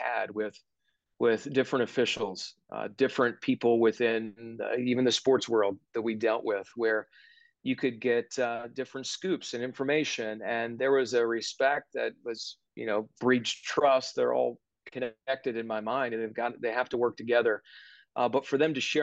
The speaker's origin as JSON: {"language": "English", "town": "Johnstown", "region": "Pennsylvania", "country": "United States", "tie": "born or raised there", "moved": "yes", "said": "the NBC station back in my hometown"}